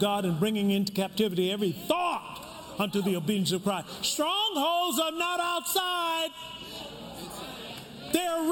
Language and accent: English; the South, United States; I was raised in the South.